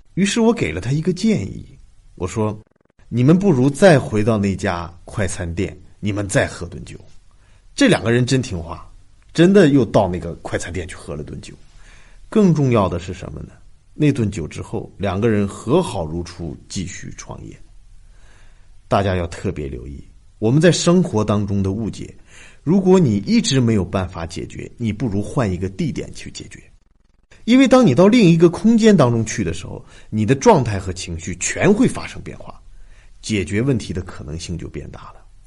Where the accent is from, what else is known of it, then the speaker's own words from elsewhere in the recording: China; 我们中国人